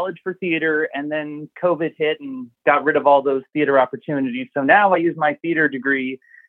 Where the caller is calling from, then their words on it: Taunton, Massachusetts, United States; calling from Taunton, Massachusetts.